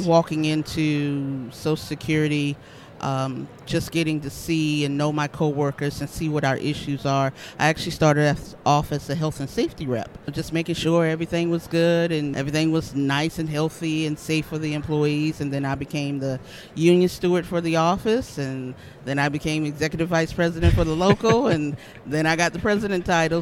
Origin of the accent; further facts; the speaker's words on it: Charleston, South Carolina, United States; I am actually from Charleston, South Carolina